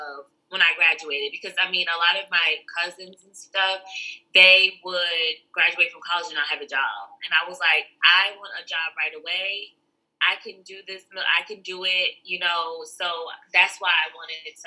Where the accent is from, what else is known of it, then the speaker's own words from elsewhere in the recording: Jersey City, New Jersey, United States; now in Warner Robins, United States; I am from Jersey City, New Jersey. So I am from up north.